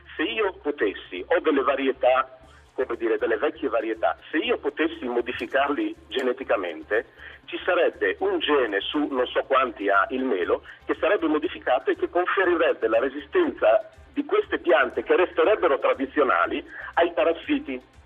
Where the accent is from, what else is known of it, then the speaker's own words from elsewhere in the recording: San Daniele del Friuli, Friuli-Venezia Giulia, Italy; io sono friulano del San Daniele